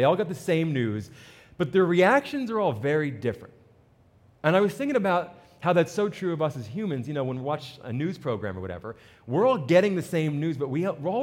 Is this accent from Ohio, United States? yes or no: no; New Jersey, United States; I'm from New Jersey